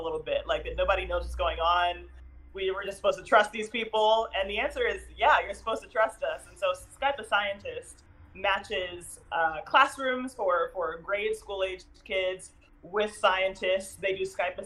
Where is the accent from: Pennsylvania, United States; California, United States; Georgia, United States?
Pennsylvania, United States; Philadelphia; born and raised in Philadelphia.